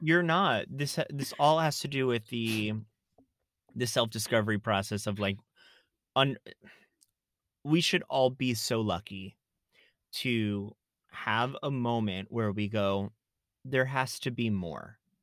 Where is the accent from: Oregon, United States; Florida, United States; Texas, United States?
Florida, United States; South; moved away; I grew up in South Florida